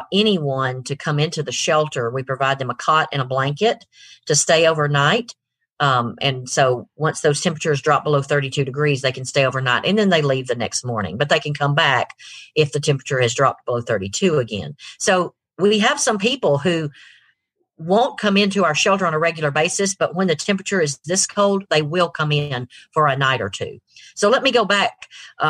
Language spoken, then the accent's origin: English; Rome, Georgia, United States; moved away as an adult; also born or lived in Griffin, Georgia / Atlanta, Georgia; my husband and I grew up here in Rome.